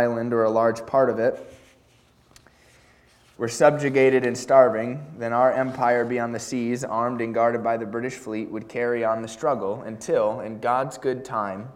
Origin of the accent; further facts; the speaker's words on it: United States; even as an American